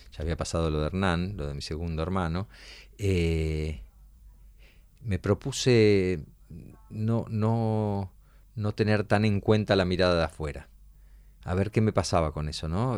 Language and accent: Spanish; Argentina; Nosotros somos Argentina